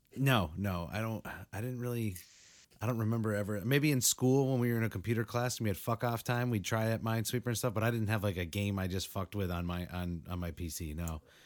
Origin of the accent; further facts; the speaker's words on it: New England, United States; the snowstorm we just had out here in New England